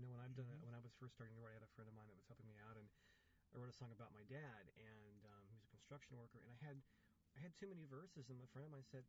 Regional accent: Watsonville, California, United States; I was born and raised here in Watsonville

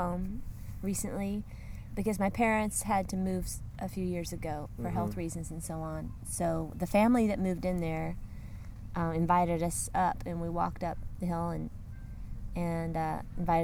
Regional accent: California, United States; also born or lived in Davis, California; the places where I grew up in California

